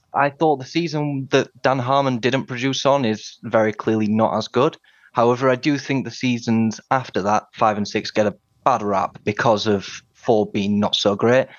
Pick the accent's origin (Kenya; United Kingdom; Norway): United Kingdom; Sheffield, Yorkshire and the Humber; also born or lived in Washington, D.C.; I'm from Sheffield in the north of England